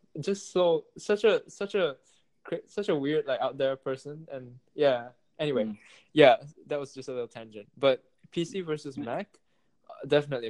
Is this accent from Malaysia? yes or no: yes; Malaysia; I'm from Malaysia where everything is like it's 4 ringgit